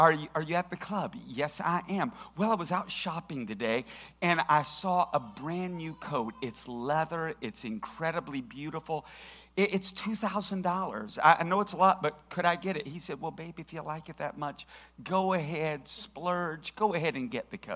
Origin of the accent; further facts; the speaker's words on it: Tennessee, United States; we're from Tennessee. Nobody here watches golf.